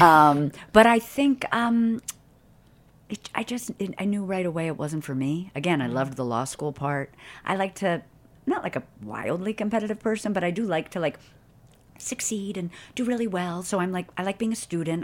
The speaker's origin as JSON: {"language": "English", "town": "Boston", "region": "Massachusetts", "country": "United States", "tie": "born or raised there", "said": "I grew up in Boston"}